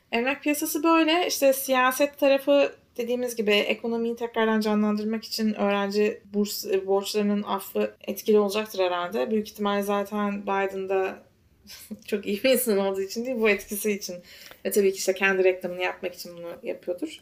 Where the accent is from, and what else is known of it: Istanbul, Turkey; now in New York, United States